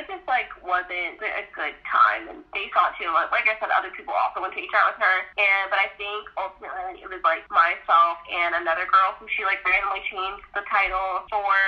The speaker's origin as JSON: {"language": "English", "country": "United States", "said": "I'm from Jersey, New York"}